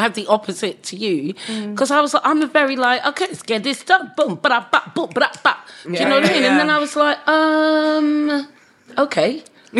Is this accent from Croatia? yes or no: no; Bury St Edmunds, East of England, United Kingdom; I grew up in Bury St Edmunds in Suffolk.